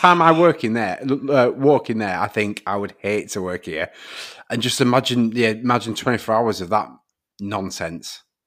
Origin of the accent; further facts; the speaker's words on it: the north of England, United Kingdom; accent: Northern; my Northern accent